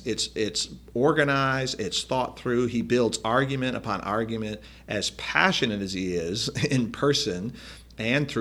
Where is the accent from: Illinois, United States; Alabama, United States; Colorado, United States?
Illinois, United States; Chicago; I grew up in the Reformed Church, the Dutch Reformed Church in the south side of Chicago